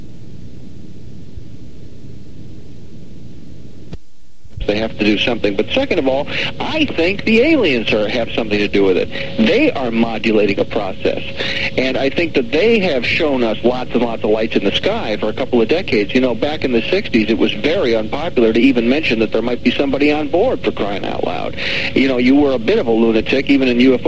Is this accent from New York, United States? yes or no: no; Milwaukee, Wisconsin, United States; moved away; I was born and raised in Milwaukee, Wisconsin. Sad to say, I left in 1967